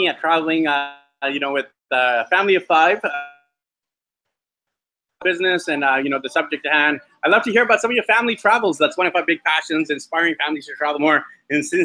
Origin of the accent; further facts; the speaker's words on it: Vancouver, British Columbia, Canada; moved away; I'm from Vancouver, Canada